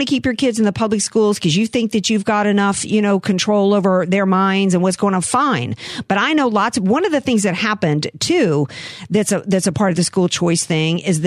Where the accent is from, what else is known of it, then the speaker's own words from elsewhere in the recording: Slidell, Louisiana, United States; I'm from Slidell